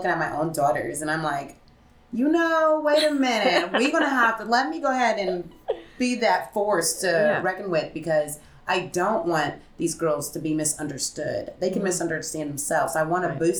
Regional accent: Springfield, Missouri, United States; We are originated right here in Springfield, Missouri, my hometown.

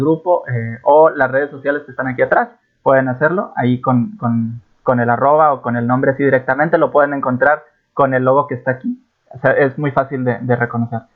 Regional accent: Mexico; yo soy de México

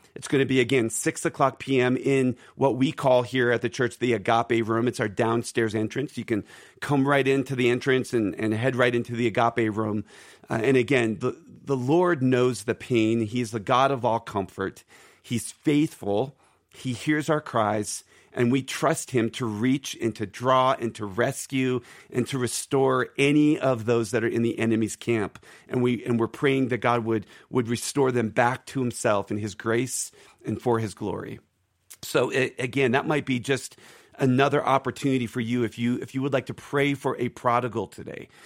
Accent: Philadelphia, Pennsylvania, United States; now in Denver, United States; That's my neck of the woods. I'm from Philadelphia

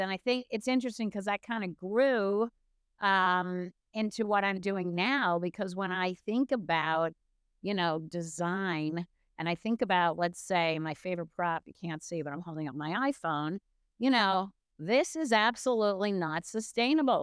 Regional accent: United States; I'm American

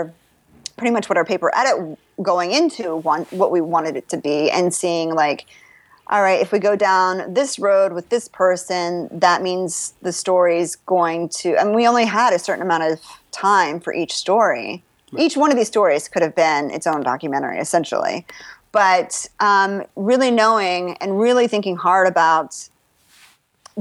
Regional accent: Texas, United States; I grew up in Texas, Oliver, Texas.

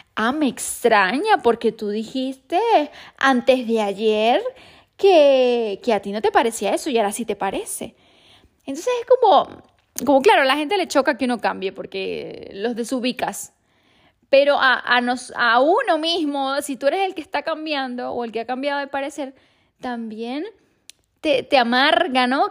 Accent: Venezuela; moved away; cuando vivía en mi país, en Venezuela

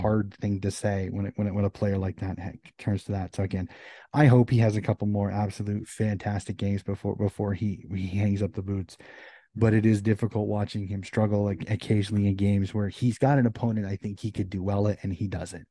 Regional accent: United States; As an American

